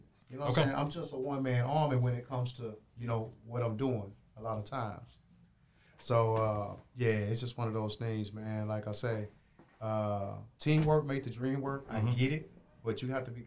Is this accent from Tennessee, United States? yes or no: yes; Memphis, Tennessee, United States; moved away as an adult; now in Los Angeles, United States; I'm from Memphis, but well traveled.